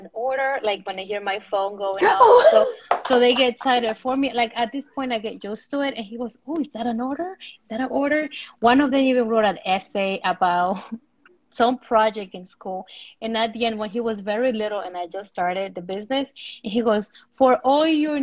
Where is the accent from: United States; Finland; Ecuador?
Ecuador; I'm from Ecuador